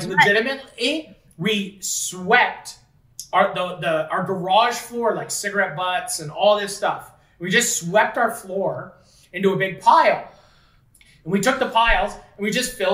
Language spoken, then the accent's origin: English; Fort Erie, Ontario, Canada; we were from Fort Erie